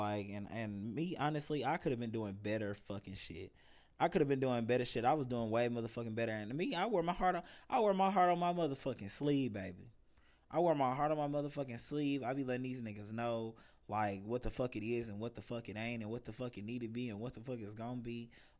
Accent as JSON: {"language": "English", "town": "Gainesville", "region": "Florida", "country": "United States", "tie": "born or raised there", "said": "This guy actually was from my hometown in Gainesville, Florida as well."}